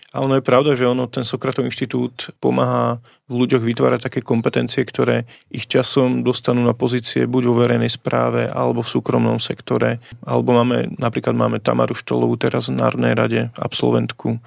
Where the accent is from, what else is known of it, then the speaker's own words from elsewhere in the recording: Vištuk, Bratislava Region, Slovakia; u nás vo Vyštuku, odkiaľ pochádzam, taká dedinka pri Pezinku